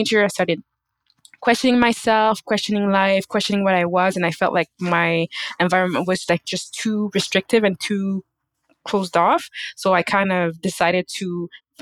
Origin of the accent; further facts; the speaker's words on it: Canada; I was born and raised in Canada